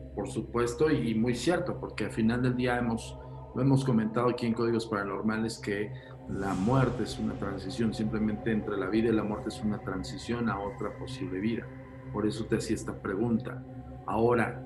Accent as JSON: {"language": "Spanish", "country": "Mexico", "said": "somos mexicanos"}